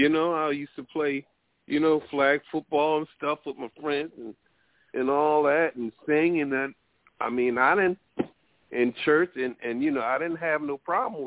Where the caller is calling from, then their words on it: Connecticut, United States; I'm calling from Connecticut.